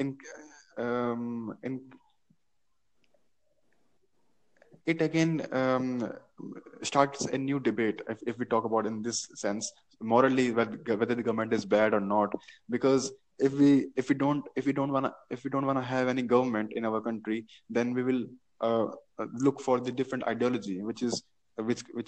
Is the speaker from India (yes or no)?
yes; India; I'm from India